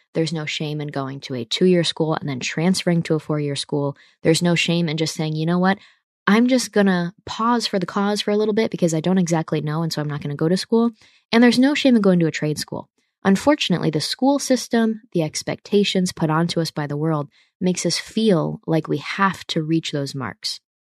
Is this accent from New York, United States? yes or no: yes; New York, United States; I'm from the Northeast, so I'm not from a, a Southern state where a lot of people just go to the big state school and it's cool. In New York State, it's different